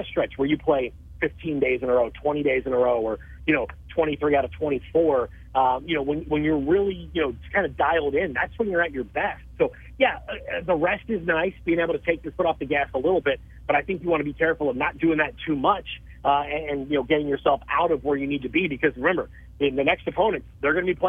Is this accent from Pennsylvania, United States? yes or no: yes; Philadelphia, Pennsylvania, United States; moved away; Philadelphia is my hometown